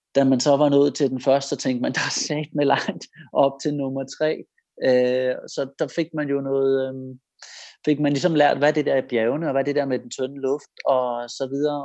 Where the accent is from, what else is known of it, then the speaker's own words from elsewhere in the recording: Denmark; man som dansker